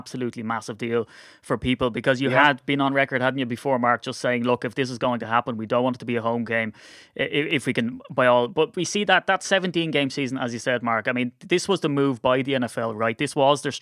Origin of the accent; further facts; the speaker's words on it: Ireland; I'm Irish